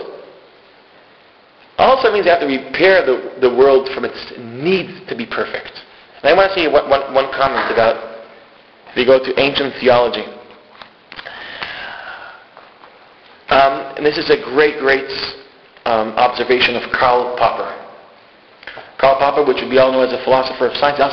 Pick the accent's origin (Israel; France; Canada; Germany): Israel; I'm Israeli. And don't let my accent, I fake a good accent.